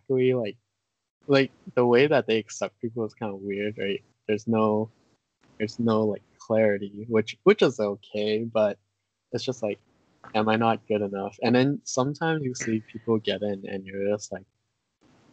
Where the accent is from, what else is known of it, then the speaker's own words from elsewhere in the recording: California, United States; we grew up in California